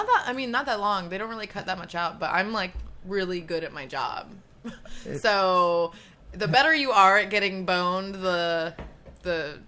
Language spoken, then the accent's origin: English; Orlando, Florida, United States; moved away; I was raised in Florida